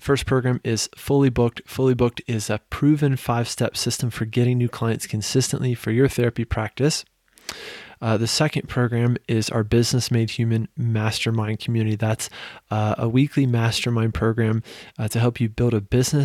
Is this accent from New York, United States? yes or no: no; Virginia, United States; I'm from Virginia